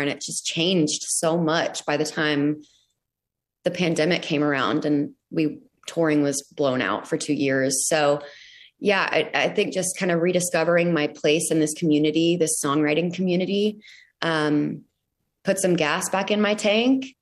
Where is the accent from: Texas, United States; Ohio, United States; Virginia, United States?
Texas, United States; Arlington; moved away as an adult; now in Nashville, United States; I'm from Arlington, Texas, outside of Dallas